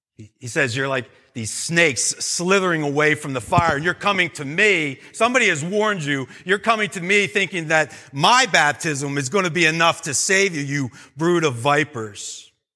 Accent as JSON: {"language": "English", "country": "United States", "said": "as American Christians"}